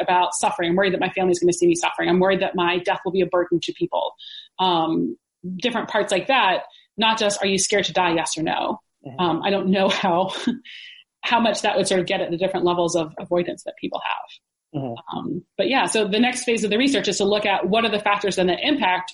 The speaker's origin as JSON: {"language": "English", "region": "the South", "country": "United States", "moved": "yes", "said": "I'm from the South"}